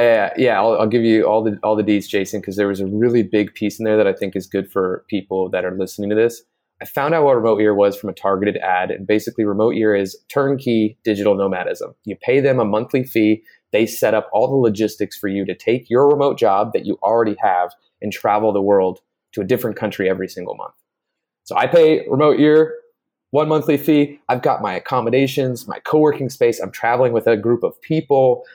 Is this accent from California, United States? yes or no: yes; Bay Area, between San Jose and Oakland, California, United States; moved away as an adult; also born or lived in Playa del Carmen, Mexico; now in Mexico; I grew up in the Bay Area in, uh, in between San Jose and Oakland